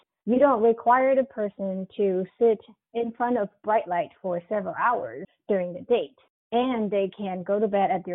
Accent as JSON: {"language": "English", "country": "China", "moved": "as an adult", "lives_now": "United States", "said": "I come from China"}